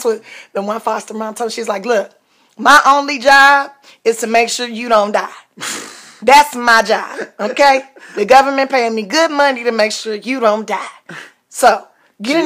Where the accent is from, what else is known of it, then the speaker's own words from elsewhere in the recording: Los Angeles, California, United States; in Los Angeles, California